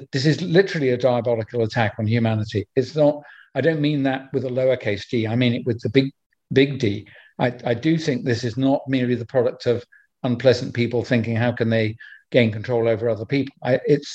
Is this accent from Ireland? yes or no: no; United Kingdom; my home country of UK